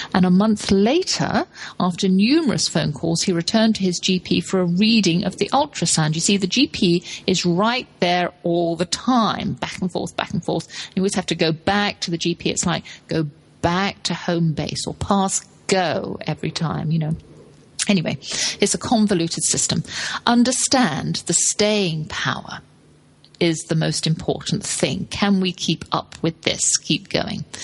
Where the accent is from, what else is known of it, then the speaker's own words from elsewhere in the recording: London, United Kingdom; I grew up in London